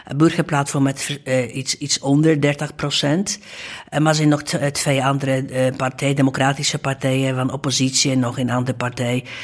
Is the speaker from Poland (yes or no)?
yes; Gdańsk, Pomeranian Voivodeship, Poland; Dutch is a second language; moved away as an adult; also born or lived in Amsterdam; now in Netherlands; Ik was dus in Gdańsk